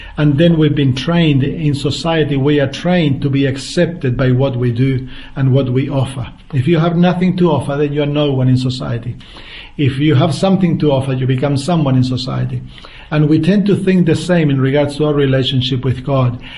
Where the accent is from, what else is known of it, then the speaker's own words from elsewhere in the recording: central Chile, Chile; moved away as an adult; now in Australia; I grew up in the center part of Chile in a farm